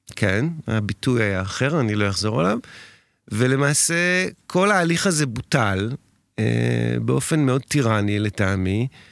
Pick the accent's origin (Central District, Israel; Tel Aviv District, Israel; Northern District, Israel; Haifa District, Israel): Tel Aviv District, Israel; Tel Aviv; אני תל אביבי במקור, אני מכיר את הבניין מלידה